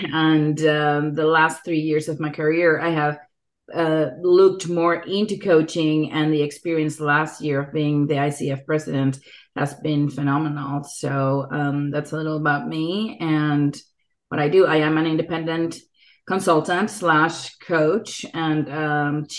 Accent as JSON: {"language": "English", "region": "Mexico City", "country": "Mexico", "tie": "born or raised there", "moved": "as an adult", "lives_now": "San Diego, United States", "said": "I grew up in Mexico City and came to the United States about 15 years ago, maybe a little more than"}